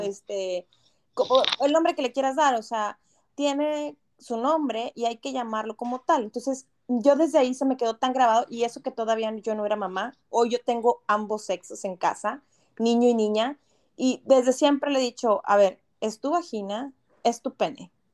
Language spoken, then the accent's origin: Spanish; Monterrey, Nuevo León, Mexico; moved away as an adult; now in Canada; nosotros como regios